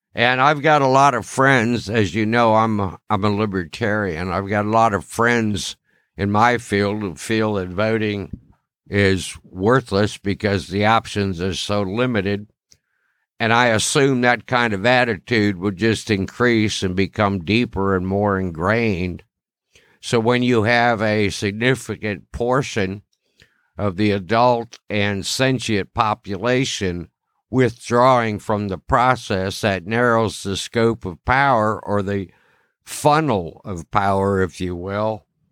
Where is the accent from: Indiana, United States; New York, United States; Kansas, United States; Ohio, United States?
Ohio, United States; my home state, Ohio